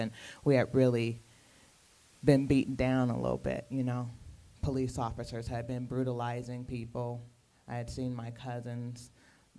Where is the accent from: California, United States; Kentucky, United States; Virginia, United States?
California, United States; Los Angeles; I'm from LA, LA. So when if I try to go deeper, if they keep pressing me, I'm from South Central